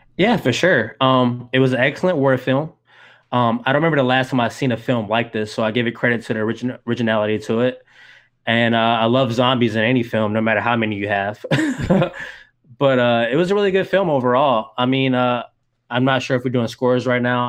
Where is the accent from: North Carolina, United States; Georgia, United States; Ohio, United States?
Georgia, United States; moved away as an adult; now in Saint Petersburg, United States; I'm originally from Georgia. I recently moved to Florida in, uh, two thousand twelve.